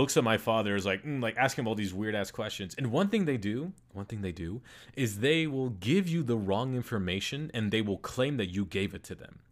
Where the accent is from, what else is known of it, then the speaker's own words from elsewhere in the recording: United States; I was born in the United States, and so I'm, like, a U S citizen